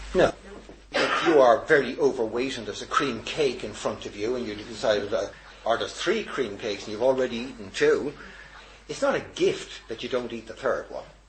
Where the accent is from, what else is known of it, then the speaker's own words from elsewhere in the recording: Dublin, Leinster, Ireland; I've gone from husband all the way to being Dubliner, to being Irishman, to European